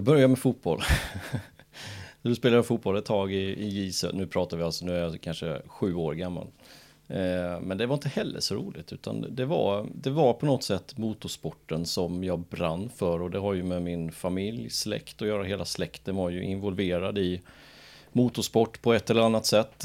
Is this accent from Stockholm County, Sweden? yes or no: no; Jönköping, Jönköping County, Sweden; jag är född i Jönköping